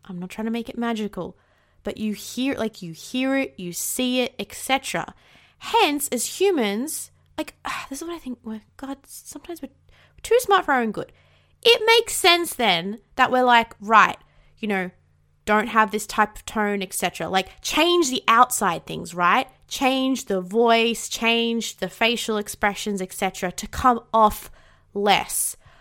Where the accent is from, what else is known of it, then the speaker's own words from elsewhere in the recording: Australia; accent: Australian; 'cause I am Australian